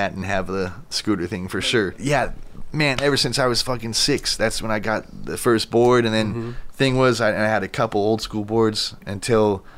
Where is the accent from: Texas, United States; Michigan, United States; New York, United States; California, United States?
California, United States; Huntington Beach; also born or lived in Costa Mesa / Santa Ana; I was born and raised in Huntington, but I lived in Costa Mesa at one point, also Santa Ana a little bit